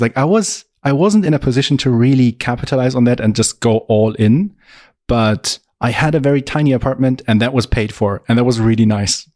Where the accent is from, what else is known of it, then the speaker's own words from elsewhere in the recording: Augsburg, Bavaria, Germany; I am also from Augsburg, Germany, tiny town in the very south